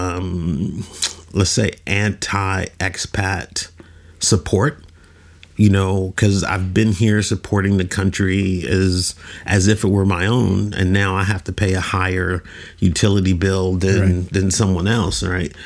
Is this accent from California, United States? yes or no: yes; Oakland, California, United States; moved away as an adult; now in Oman; I'm originally from Oakland, California.